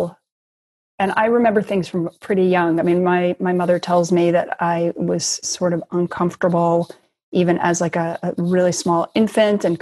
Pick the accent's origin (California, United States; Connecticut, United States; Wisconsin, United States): California, United States; Los Angeles; also born or lived in Chicago, Illinois; I grew up in Chicago and Los Angeles. So I was born in Chicago. And then when I was 8, I actually moved to Los Angeles with my mother.